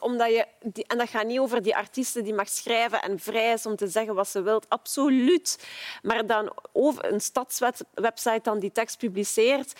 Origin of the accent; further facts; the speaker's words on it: Ghent, Flanders, Belgium; als Gentenaar zelf